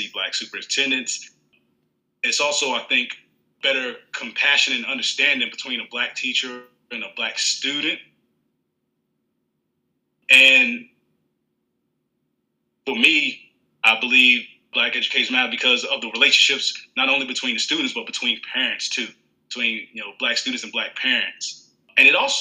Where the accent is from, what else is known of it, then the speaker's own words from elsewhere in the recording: Roanoke, Virginia, United States; moved away as an adult; now in Georgetown County, South Carolina, United States; I'm originally from Roanoke, Virginia. And I'm teaching now in South Carolina in Georgetown County District.